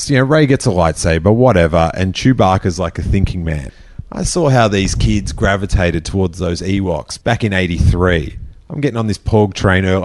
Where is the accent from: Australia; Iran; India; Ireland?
Australia; I'm from Australia.